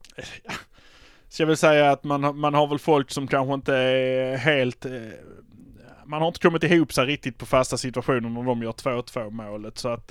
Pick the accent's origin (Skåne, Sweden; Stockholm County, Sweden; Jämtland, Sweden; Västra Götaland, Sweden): Skåne, Sweden; Malmö; vi är från Malmö